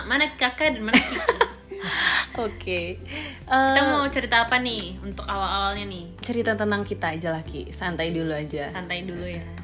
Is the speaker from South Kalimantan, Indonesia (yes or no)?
no; Bontang, East Kalimantan, Indonesia; Kita lahir di Kalimantan Timur